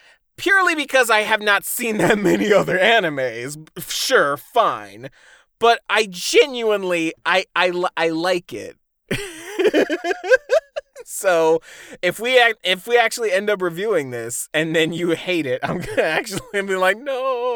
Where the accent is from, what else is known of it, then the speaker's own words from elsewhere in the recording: Midwest, United States; I'm from the Midwest. I get the accent to prove it.